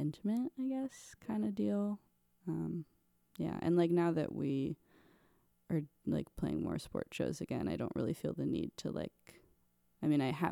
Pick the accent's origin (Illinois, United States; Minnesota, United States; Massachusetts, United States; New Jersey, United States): New Jersey, United States; Montclair; moved away; also born or lived in Ohio; I'm from New Jersey. I'm from Montclair, which is North Jersey